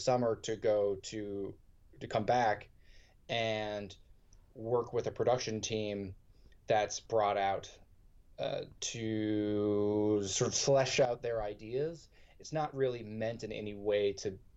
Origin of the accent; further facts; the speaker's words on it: Concord, Massachusetts, United States; moved away as an adult; also born or lived in Los Angeles / New York; I grew up in Boston and I grew up outside of Boston